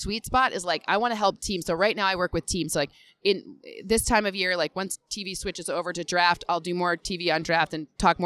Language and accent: English; Michigan, United States; I'm from Michigan